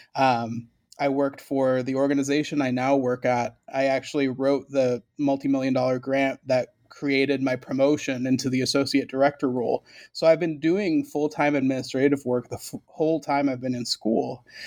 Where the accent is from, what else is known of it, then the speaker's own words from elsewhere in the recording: right outside of Hartford, Connecticut, United States; first language Spanish; English is a second language; I grew up in Connecticut, right outside of Hartford, in a small, little, affordable housing co-op